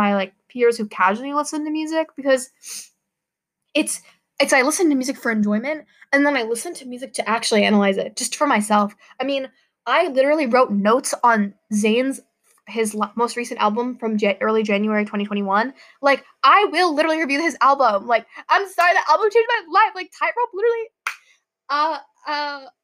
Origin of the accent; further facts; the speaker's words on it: United States; I'm Pakistani American